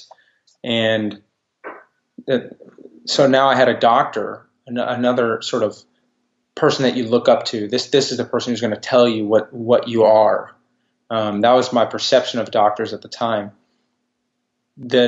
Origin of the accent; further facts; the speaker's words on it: Texas, United States; I'm a Texan, and my family has been in Texas for a long time. I'm also a Jew. So I grew up with two cultures